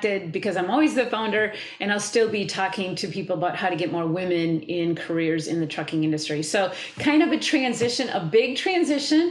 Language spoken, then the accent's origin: English; Wisconsin, United States; I'm from Wisconsin. I live in Wisconsin